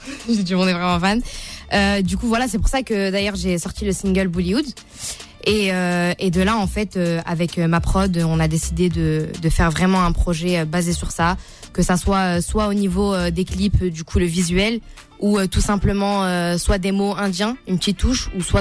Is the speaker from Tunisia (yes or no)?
yes; Tunisia; Et du coup, moi, en tant que Tunisienne